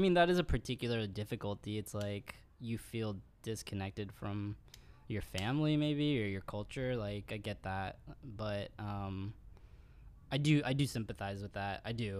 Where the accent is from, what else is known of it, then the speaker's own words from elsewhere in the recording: India; Like, people know I'm Indian, dude.